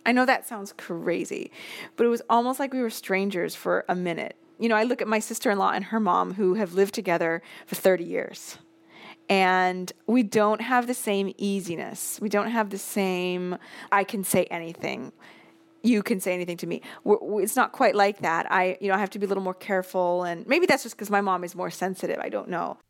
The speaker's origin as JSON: {"language": "English", "town": "Seattle", "region": "Washington", "country": "United States", "tie": "born or raised there", "also_born_or_lived": "Boston", "moved": "as an adult", "lives_now": "Rome, Italy", "said": "I moved from Seattle to Boston at eighteen, and I never moved back."}